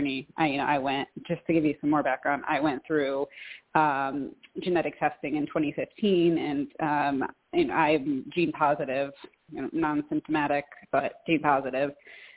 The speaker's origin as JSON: {"language": "English", "region": "Western Massachusetts", "country": "United States", "moved": "yes", "lives_now": "Troy, United States", "said": "I live in Troy, New York, and I'm originally from Western Massachusetts"}